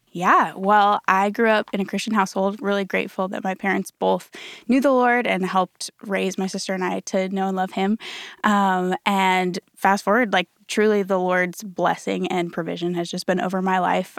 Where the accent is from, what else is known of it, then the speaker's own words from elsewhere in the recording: Colorado, United States; moved away as an adult; now in Dallas, United States; I'm from Colorado originally